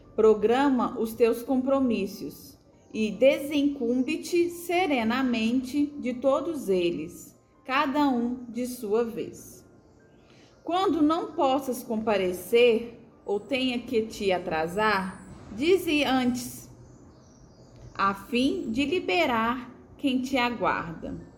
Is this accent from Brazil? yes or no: yes; Brazil; como uma boa brasileira